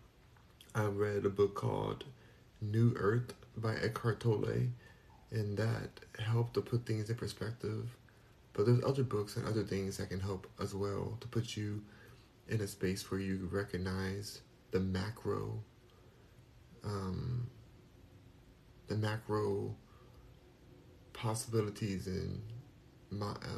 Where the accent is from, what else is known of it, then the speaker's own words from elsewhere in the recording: Los Angeles, California, United States; moved away as an adult; now in Houston, United States; I'm from Los Angeles, born and raised in California. I'm in Houston, Texas right now